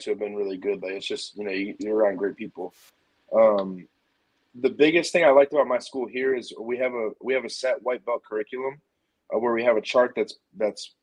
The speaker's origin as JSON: {"language": "English", "region": "New York", "country": "United States", "tie": "born or raised there", "moved": "as an adult", "lives_now": "Springfield, Missouri, United States", "said": "I grew up in New York"}